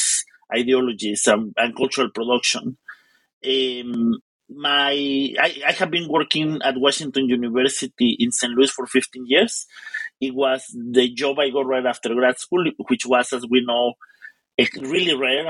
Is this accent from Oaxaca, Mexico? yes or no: no; Mexico City, Mexico; moved away; also born or lived in Puebla; I am originally from Mexico City